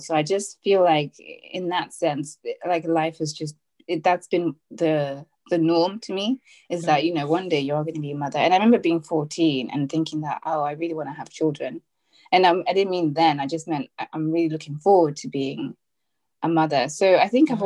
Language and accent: English; Zimbabwe; now in United Kingdom; I am Zimbabwean. Well, I'm from Zimbabwe. I live in the UK now with my Nigerian husband